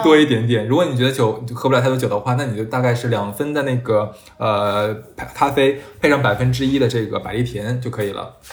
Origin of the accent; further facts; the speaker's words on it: Jiangsu-Zhejiang, China; 尤其像我们江浙这边的朋友的话